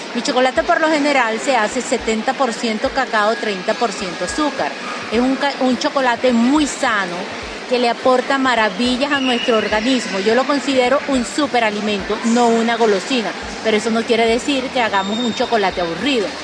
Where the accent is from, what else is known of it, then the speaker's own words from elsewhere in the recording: Venezuela; nosotros como venezolanos, productores del mejor cacao del mundo